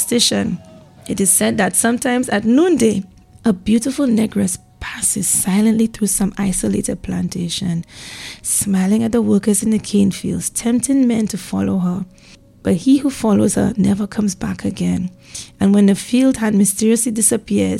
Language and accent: English; St. Lucia; growing up in St. Lucia